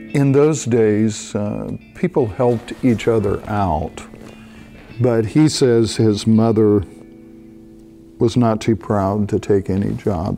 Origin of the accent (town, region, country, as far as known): Tennessee, United States; born or raised there; moved away